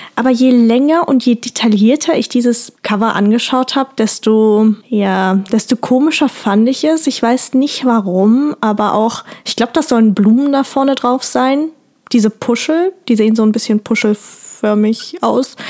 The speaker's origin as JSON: {"language": "German", "region": "Rhineland", "country": "Germany", "said": "bei uns im Rheinland"}